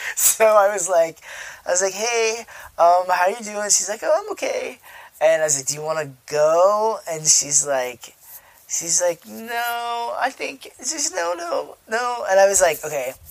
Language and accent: English; United States; now in Chicago, United States; me as like an American